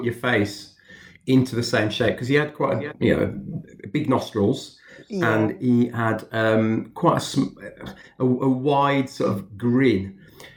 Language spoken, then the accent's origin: English; Birmingham, West Midlands, United Kingdom; I was brought up in Handsworth, so still in Birmingham.